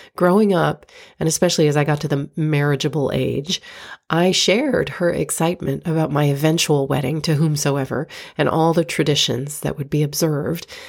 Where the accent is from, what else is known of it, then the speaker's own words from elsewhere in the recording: Florida, United States; moved away as an adult; also born or lived in New York; my hometown in Florida